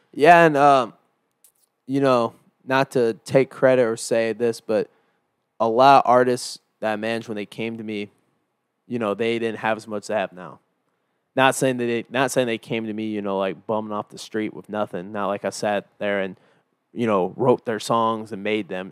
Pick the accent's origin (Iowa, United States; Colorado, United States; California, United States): Iowa, United States; moved away; I'm from Iowa